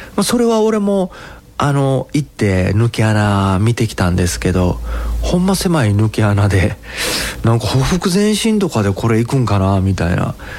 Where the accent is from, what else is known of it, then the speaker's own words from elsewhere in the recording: Osaka, Japan; 俺大阪人